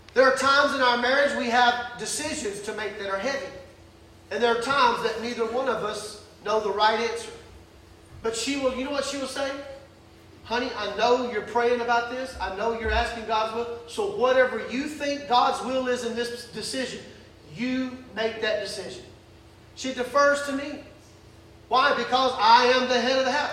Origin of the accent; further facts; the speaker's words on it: the South, United States; growing up in the South